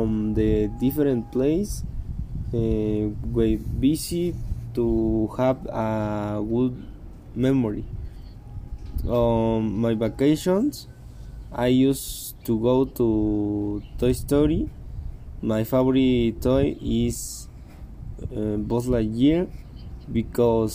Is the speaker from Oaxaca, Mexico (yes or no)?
yes; Oaxaca de Juárez, Oaxaca, Mexico; I was born on March 29 in Oaxaca de Juarez